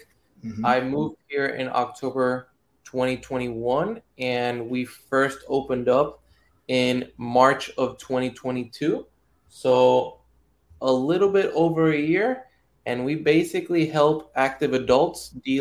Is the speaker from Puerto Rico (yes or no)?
yes; Puerto Rico; moved away; I'm from Puerto Rico, and baseball back home, it's like religion